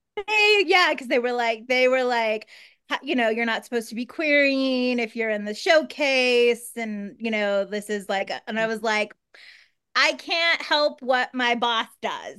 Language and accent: English; Kansas, United States; also born or lived in Minnesota; now in Los Angeles, United States; I'm from Kansas